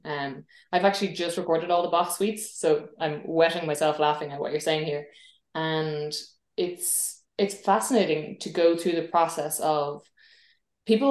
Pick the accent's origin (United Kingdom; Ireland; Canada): Ireland; I'm an Irish musician.